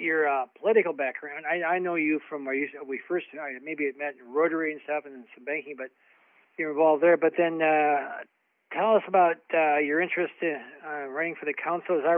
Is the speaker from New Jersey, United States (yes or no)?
no; Iowa City, Iowa, United States; I've lived here my whole life. It's sort of weird. I was born in Iowa City, and I'm now 73. I'm still in Iowa City, so it's been 73 years.